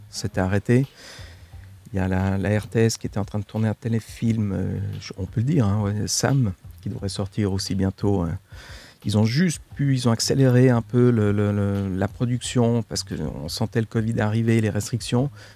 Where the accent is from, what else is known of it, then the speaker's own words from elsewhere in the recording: Switzerland; je suis d'origine italienne, mais j'ai vécu en Suisse, j'ai grandi en Suisse je vis en Suisse